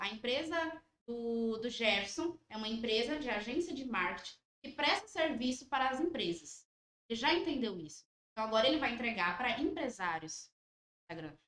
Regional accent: Ouro Preto, Minas Gerais, Brazil; Nós somos daqui de Ouro Preto

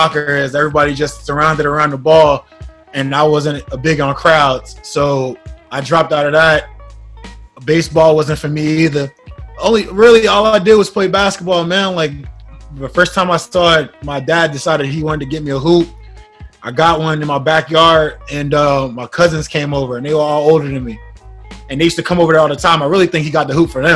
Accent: Newark, New Jersey, United States; born or raised there; moved away

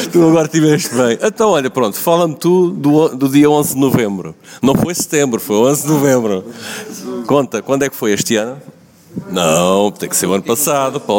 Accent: Cascais, Lisbon, Portugal; Somos todos de parede de carcavelos.

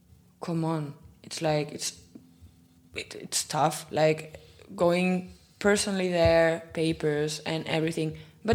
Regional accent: Catalonia, Spain; accent: Catalan; first language Catalan; English is a second language; moved away as an adult; now in Frankfurt, Germany; as a Catalan, I mean, I talk Spanish and Catalan, and I'm always talking in Catalan

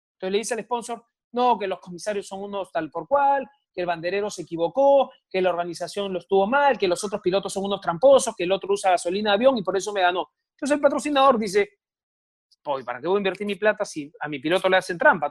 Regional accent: Peru; me incluyo como peruano

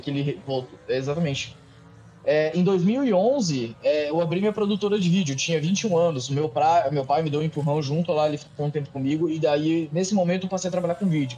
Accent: Cascavel, Paraná, Brazil; moved away as an adult; also born or lived in Foz do Iguaçu / United States; now in Ferrara, Italy; Eu nasci em Cascavel, cresci, meu, praticamente dentro daquele autódromo

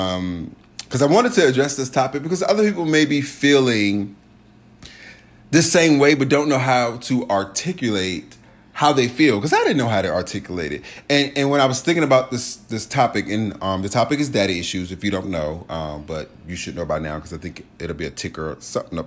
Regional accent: Richmond, Virginia, United States; moved away; I went home to Richmond. I'm from Richmond, Virginia. Shout out RVA, two up, two down

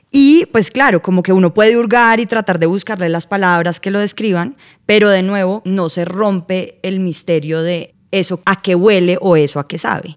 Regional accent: Colombia; nos definen como colombianos

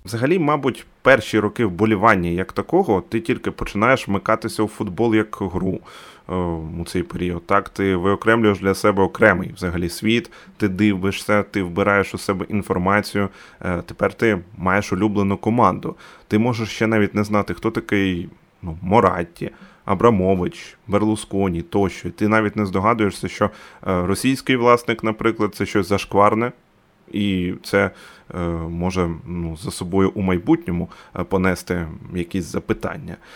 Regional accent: Dnipro, Dnipropetrovsk Oblast, Ukraine; Я з Дніпра.

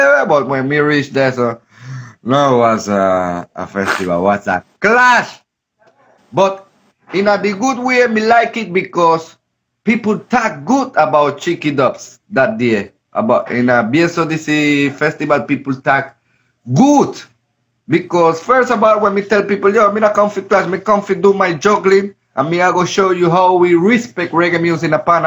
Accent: Gambia; moved away; also born or lived in Europe; I'm from Gambia

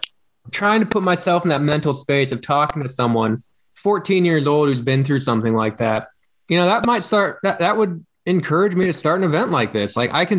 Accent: Des Moines, Iowa, United States; You're from Des Moines. I'm from Des Moines.

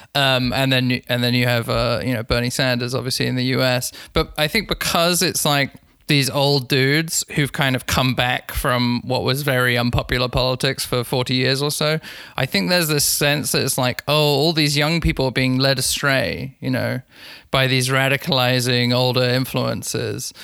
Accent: London, United Kingdom; I'm from I'm from London, as I said. I've finished high school in 2008

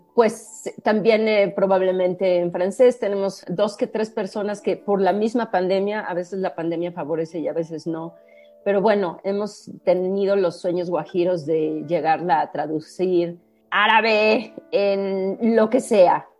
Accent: Mexico City, Mexico; also born or lived in Santiago, Chile; he vivido prácticamente toda mi vida en la Ciudad de México, pero nací en Santiago de Chile

